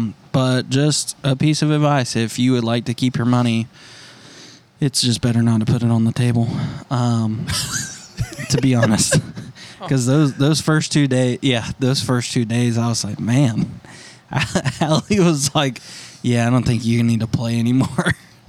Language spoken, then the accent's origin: English; Dawsonville, Georgia, United States; everybody knows I'm from Dacuville.